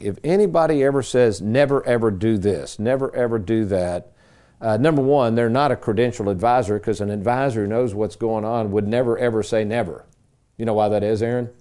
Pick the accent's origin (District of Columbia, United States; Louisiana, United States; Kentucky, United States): Kentucky, United States; Lexington; Growing up in Lexington as a kid, my dad, he would get these strange little gigs.